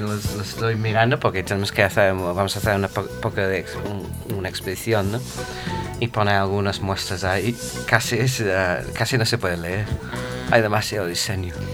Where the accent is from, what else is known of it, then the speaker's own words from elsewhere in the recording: England, United Kingdom; Spanish is a second language; now in Madrid, Spain; como era inglés